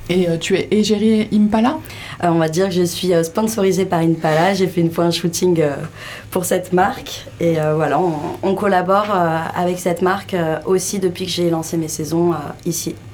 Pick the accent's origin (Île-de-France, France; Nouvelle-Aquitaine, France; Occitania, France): Île-de-France, France; Et tu es originaire d'où de région parisienne.